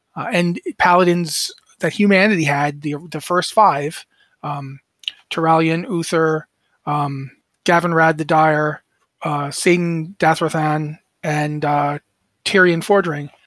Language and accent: English; United States; I'm a mutt. I'm an American mutt. Uh, my, my mother's parents both came over. Uh, my grandfather was from Scotland. My grandmother was from Ireland